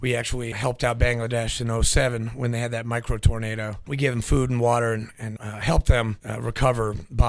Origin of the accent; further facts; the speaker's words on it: New Hampshire, United States; moved away as an adult; also born or lived in Nashville, Tennessee; I was born in Nashville, grew up in New Hampshire